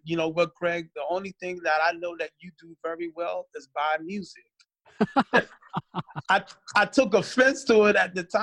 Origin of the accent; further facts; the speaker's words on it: New York City, New York, United States; moved away as an adult; also born or lived in Long Island / Queens; now in Minnesota, United States; I'm originally from Brooklyn, New York. I was born in Brooklyn, New York. I also lived in Long Island and Queens before I came here to Minnesota